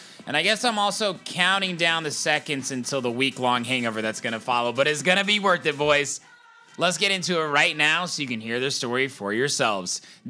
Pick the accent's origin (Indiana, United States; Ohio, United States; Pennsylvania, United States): Indiana, United States; Zionsville; now in Chicago, United States; I'm from Indiana. Grew up in Indiana.